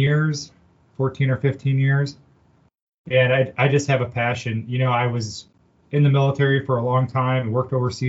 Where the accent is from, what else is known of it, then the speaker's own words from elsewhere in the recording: Illinois, United States; I was born and raised in Illinois